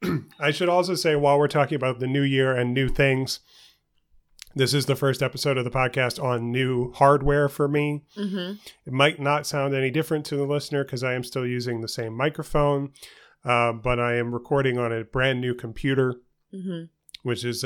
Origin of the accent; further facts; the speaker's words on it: New York City, New York, United States; where I grew up in New York City with mm-hmm. my parents in Queens.